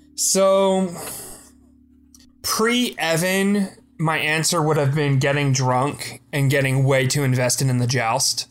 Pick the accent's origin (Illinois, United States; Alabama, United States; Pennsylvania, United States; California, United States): Pennsylvania, United States; born or raised there